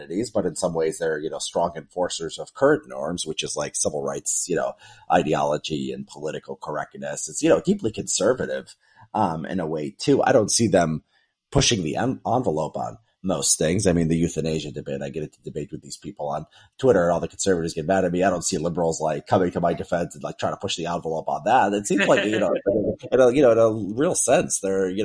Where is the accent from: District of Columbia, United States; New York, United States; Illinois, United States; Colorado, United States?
Illinois, United States; Chicago; I grew up in the south suburbs of Chicago